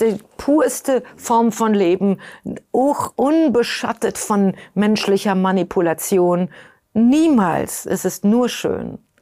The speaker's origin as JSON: {"language": "German", "country": "Germany", "moved": "yes", "lives_now": "New York, United States", "said": "Ich bin Europäerin, ich bin Deutsche"}